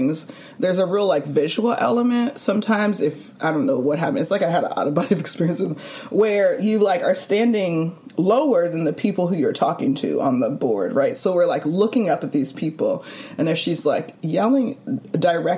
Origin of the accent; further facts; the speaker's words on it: California, United States; moved away as an adult; now in New York, United States; I will always be, like, a California girl, California person